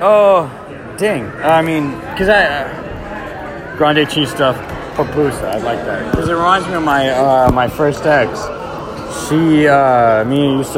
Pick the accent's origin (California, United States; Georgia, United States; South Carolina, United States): California, United States; San Mateo; I was raised in San Mateo